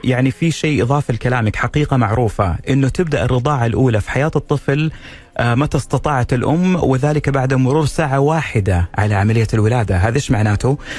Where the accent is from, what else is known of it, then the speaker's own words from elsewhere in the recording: Saudi Arabia; عندنا في الخليج العربي وفي السعودية